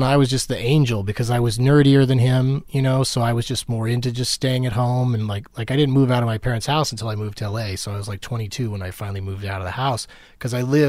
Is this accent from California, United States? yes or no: yes; San Diego, California, United States; I grew up in San Diego.